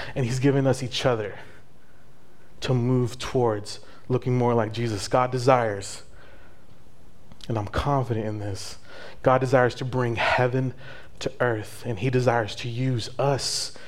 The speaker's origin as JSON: {"language": "English", "town": "El Paso", "region": "Texas", "country": "United States", "moved": "yes", "said": "I'm from El Paso"}